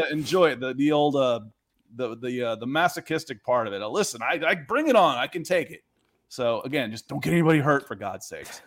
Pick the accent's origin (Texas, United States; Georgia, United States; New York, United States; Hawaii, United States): Georgia, United States; Atlanta; also born or lived in Cleveland; I was born in Cleveland, and I grew up in Atlanta